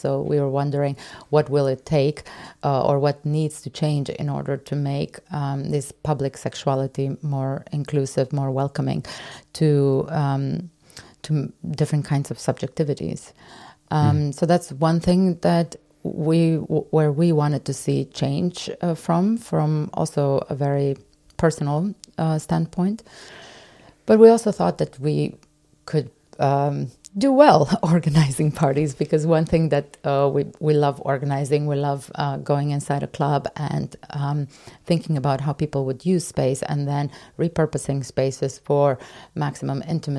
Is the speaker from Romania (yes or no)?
yes; Romania; also born or lived in Canada; now in Berlin, Germany; So I've been in Berlin for 13 years. I'm originally from Eastern Europe, Romania, but I've arrived here via Canada